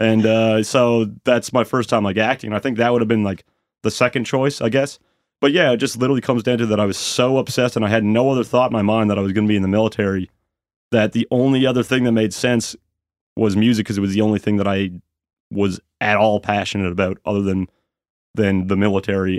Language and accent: English; Sydney, Nova Scotia, Canada; now in Halifax, Canada; I'm from Sydney, Nova Scotia.